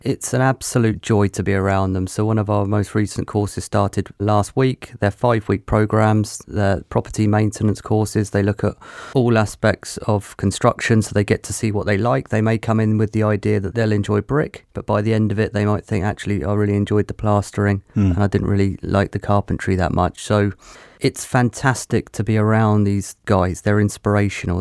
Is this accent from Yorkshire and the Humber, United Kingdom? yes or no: no; Petersfield, South East England, United Kingdom; moved away as an adult; now in Plymouth, United Kingdom; I grew up in Hampshire